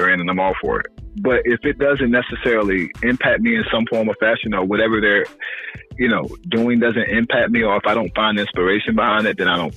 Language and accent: English; South Carolina, United States; I'm from South Carolina